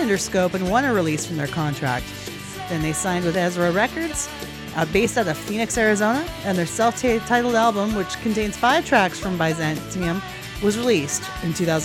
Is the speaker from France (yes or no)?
no; Canada; also born or lived in Alberta; I'm from Canada. This is Canadian, and we're in a province called Alberta